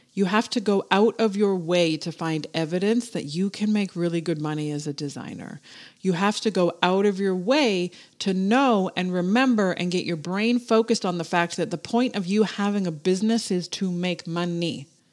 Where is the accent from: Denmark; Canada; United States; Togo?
Canada; I'm fucking Canadian.